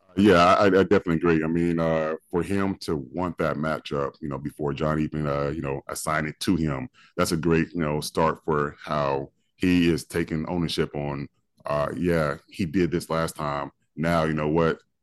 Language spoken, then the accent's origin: English; Oklahoma, United States; moved away; I grew up in Oklahoma